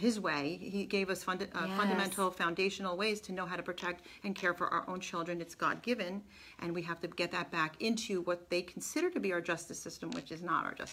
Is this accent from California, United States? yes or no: no; New York, United States; I'm from New York